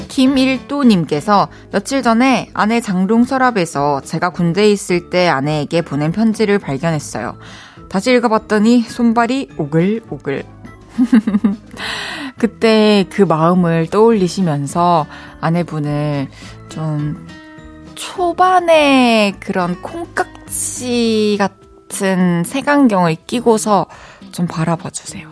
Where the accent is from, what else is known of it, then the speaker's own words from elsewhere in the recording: Masan, South Gyeongsang, South Korea; moved away; 저 초등학교 때 마산에서 살았을 때